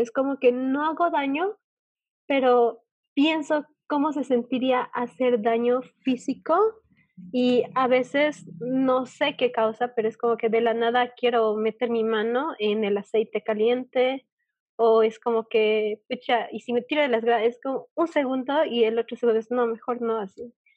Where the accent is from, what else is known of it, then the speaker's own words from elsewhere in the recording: Bolivia; yo eh, de Bolivia